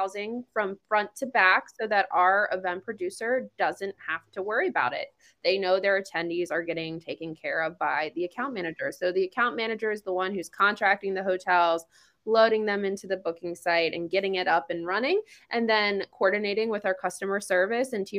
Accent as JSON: {"language": "English", "region": "East Coast", "country": "United States", "moved": "yes", "said": "I am from the East Coast"}